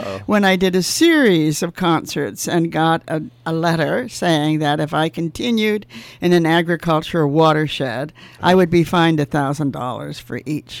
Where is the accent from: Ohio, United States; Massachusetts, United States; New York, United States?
Ohio, United States; also born or lived in Pennsylvania; now in California, United States; I was born in Pennsylvania, and we lived a good portion of our life in Ohio and moved from Ohio to California. And I was not thrilled to be moving.